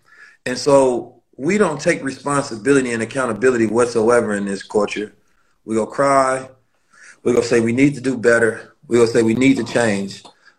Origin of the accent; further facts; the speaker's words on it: St. Louis, Missouri, United States; also born or lived in Oakland; I'm from Oakland, and I grew up in St. Louis, so I know the streets very well.